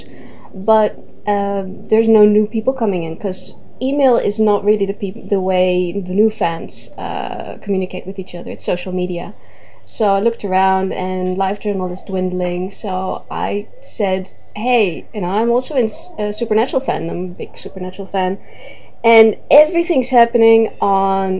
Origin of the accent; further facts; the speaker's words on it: Netherlands; I am Dutch. I'm native from the Netherlands.